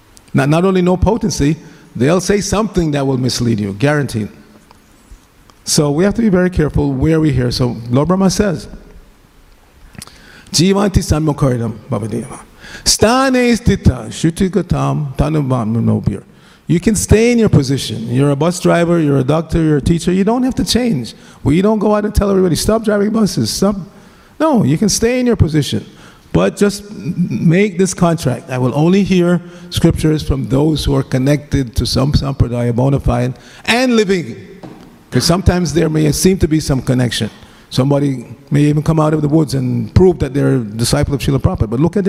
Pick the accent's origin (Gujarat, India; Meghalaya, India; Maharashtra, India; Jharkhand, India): Gujarat, India; I'm from Gujarat, and there's this well-known Gujarati speaker